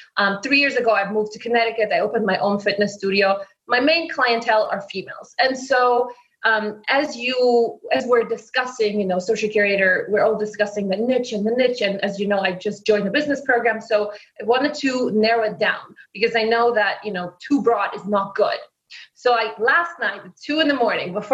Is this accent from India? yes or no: no; Poland; accent: Polish; English is a second language; I'm Polish, so therefore my accent